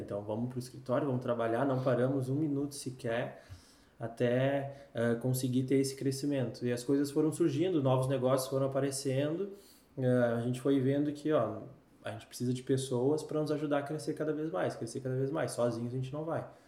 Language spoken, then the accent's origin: Portuguese; Canoas, Rio Grande do Sul, Brazil; moved away as an adult; now in Recife, Brazil; sou gaúcho, 31 anos, morador de hum. Canoas, Canoas na veia, sabe? Canoense